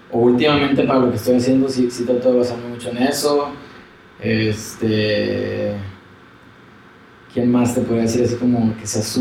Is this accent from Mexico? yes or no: yes; Mexico; como mexicano